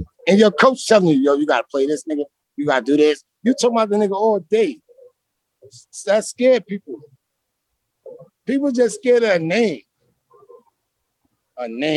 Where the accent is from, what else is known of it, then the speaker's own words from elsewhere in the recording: New York City, New York, United States; I'm from Brooklyn